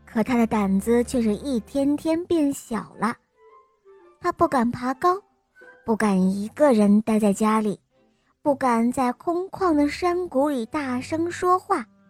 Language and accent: Chinese; Heilongjiang, China; 我来自黑龙江，我今年四岁了